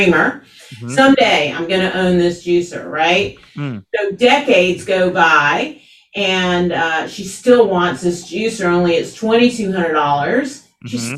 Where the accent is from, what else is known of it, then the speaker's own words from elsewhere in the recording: Atlanta, Georgia, United States; I grew up here in Atlanta, which is unusual